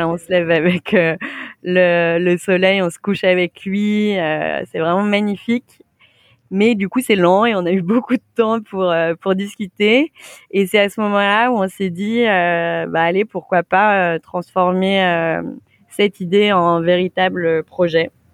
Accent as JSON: {"language": "French", "town": "Saint-Étienne", "region": "Auvergne-Rhône-Alpes", "country": "France", "also_born_or_lived": "Lyon", "moved": "yes", "said": "je viens de Saint-Étienne"}